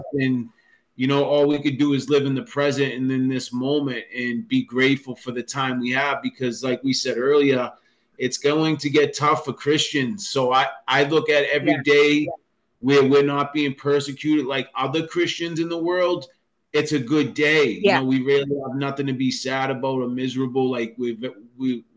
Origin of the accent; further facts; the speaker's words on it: Boston, Massachusetts, United States; I grew up in South Boston in Massachusetts